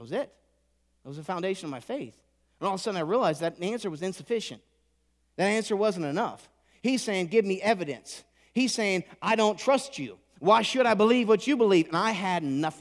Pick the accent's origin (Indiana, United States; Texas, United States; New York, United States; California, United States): Indiana, United States; I was raised in Indiana